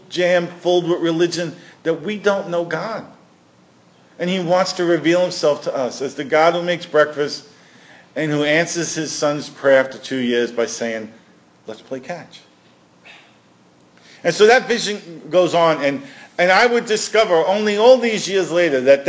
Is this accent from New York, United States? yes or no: yes; New York City, New York, United States; I'm from Brooklyn.